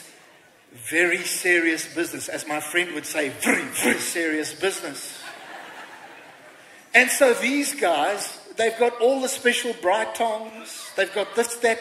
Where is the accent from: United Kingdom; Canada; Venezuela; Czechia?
United Kingdom; England; now in South Africa; I'm an Englishman